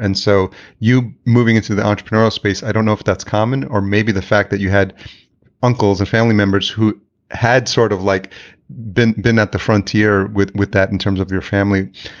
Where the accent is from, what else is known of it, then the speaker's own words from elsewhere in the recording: El Salvador; moved away; I'm come from like a Hispanic background. I was born in El Salvador.